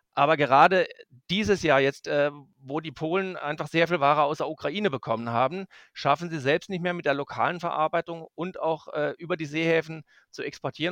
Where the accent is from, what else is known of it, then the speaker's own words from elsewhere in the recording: Black Forest, Baden-Württemberg, Germany; moved away as an adult; now in Magdeburg, Germany; ich stamme aus dem Schwarzwald, aus dem Südwesten der Republik, aus einem kleinen Nebenerwerbsbetrieb